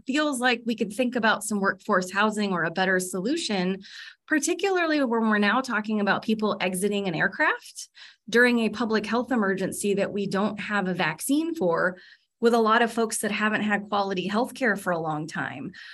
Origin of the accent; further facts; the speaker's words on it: California, United States; accent: California; now in Alaska, United States; my California accent